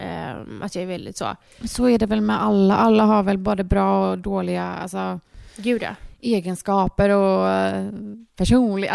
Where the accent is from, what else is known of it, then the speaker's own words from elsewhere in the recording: Gothenburg, Västra Götaland, Sweden; vi är uppvuxna här ute i Torslanda